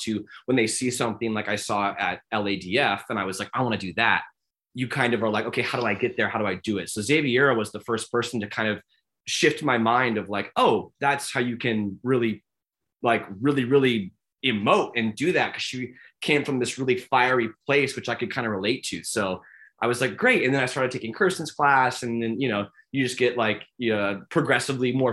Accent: Bothell, Washington, United States; I grew up in Bothell, Washington, which is 20 minutes north of Seattle.

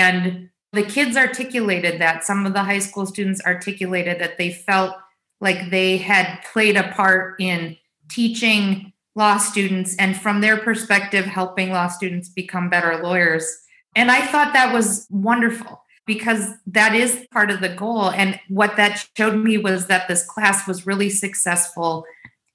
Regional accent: United States; we are all American

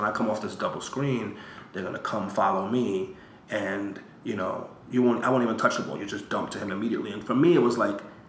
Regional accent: New York, United States; also born or lived in Puerto Rico; I was from New York.

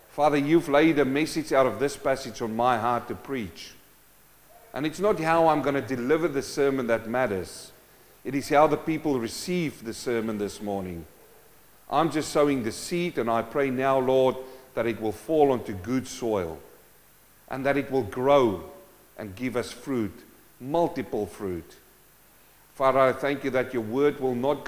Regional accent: South Africa; moved away; I came from South Africa, a mining community. My dad was a gold miner.

